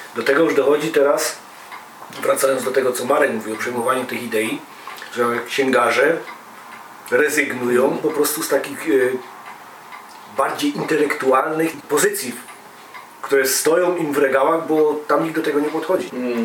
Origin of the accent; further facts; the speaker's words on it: Silesian Voivodeship, Poland; my ze Śląska